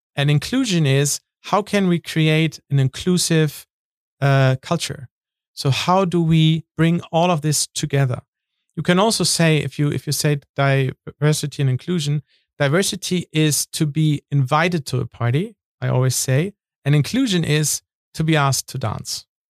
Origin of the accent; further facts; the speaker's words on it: North Sea coast, Northern Germany, Germany; moved away; I'm from the North Sea in Germany